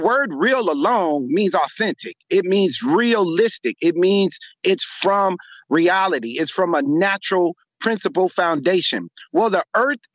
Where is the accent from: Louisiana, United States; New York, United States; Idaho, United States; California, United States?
California, United States; Los Angeles; I'm born and raised in Los Angeles, California, became a medical physician